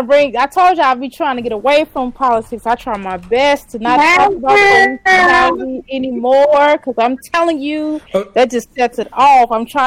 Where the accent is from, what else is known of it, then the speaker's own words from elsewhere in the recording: St. Louis, Missouri, United States; moved away as an adult; now in Louisville, United States; St. Louis, Missouri.